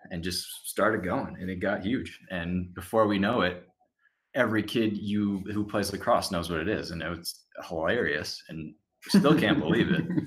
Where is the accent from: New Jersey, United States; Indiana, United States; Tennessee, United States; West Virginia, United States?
New Jersey, United States; I'm from Jersey